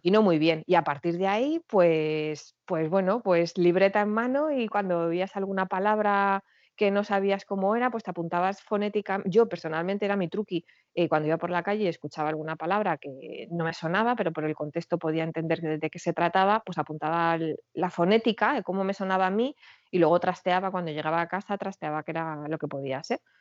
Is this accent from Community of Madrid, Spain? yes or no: yes; Madrid, Community of Madrid, Spain; moved away as an adult; now in France; yo soy de Madrid y tengo 43 años